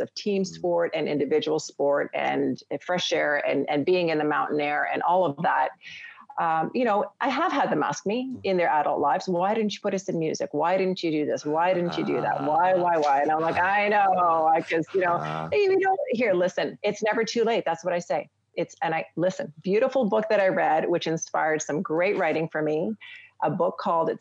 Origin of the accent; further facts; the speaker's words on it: Canada; being a Canadian family